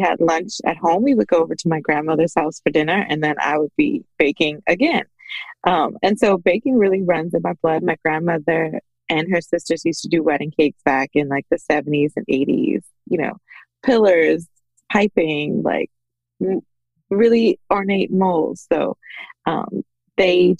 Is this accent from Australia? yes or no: no; Bahamas; moved away as an adult; now in United States; I am originally from the Bahamas